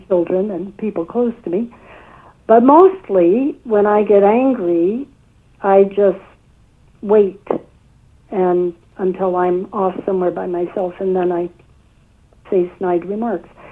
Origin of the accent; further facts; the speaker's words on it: United States; also born or lived in White Plains, New York; I grew up in the United States